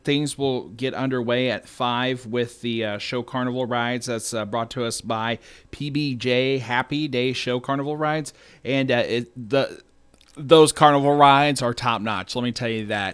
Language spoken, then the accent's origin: English; Farmington, Missouri, United States; now in Desloge, United States; I grew up in Farmington